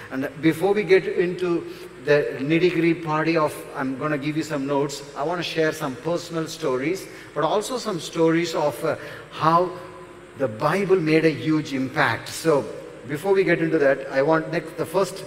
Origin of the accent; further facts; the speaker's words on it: near Chennai, Tamil Nadu, India; near Chennai. One mark, you know. So South Indian Chennai. Are you Tamil? Of course